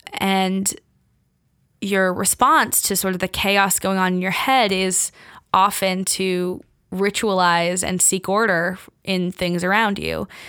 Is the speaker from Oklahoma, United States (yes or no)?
no; Bay Area, California, United States; moved away as an adult; now in New York, United States; I grew up in California